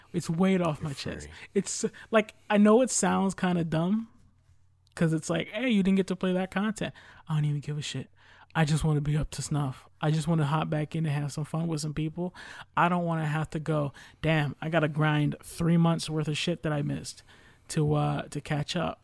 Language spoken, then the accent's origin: English; United States; I'm an American.